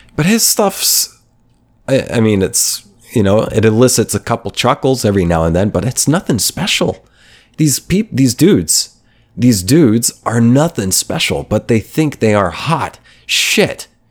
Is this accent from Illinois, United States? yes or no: no; Oklahoma, United States; moved away; I was coming from Oklahoma, from middle of nowhere, Oklahoma, um, where I grew up mostly, from the age of ten.